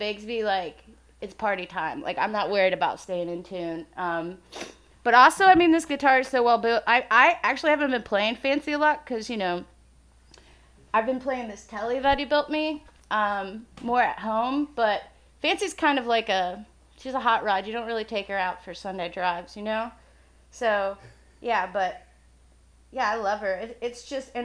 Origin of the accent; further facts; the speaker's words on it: Illinois, United States; we're both from Illinois.